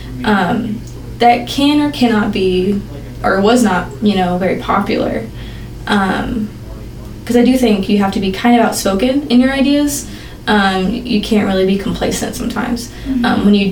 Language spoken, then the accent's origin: English; Bentonville, Arkansas, United States; I grew up around the area of Northwest Arkansas my entire life. Graduated from Bentonville High School